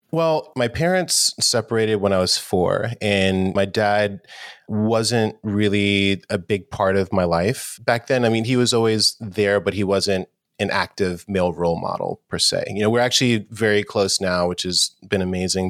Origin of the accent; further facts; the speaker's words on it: New York City, New York, United States; I grew up in New York City and New York in the 80s was definitely had its challenges, it was a little rough. I grew up in Harlem as well.